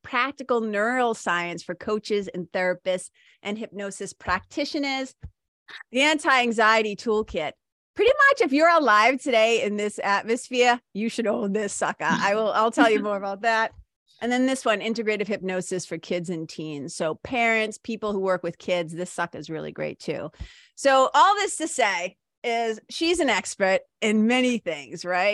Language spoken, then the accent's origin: English; Boston, Massachusetts, United States; I'm from Boston